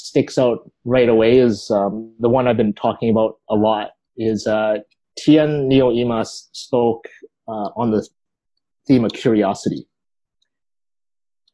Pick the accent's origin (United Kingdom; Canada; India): Canada; Vancouver, British Columbia; I grew up in East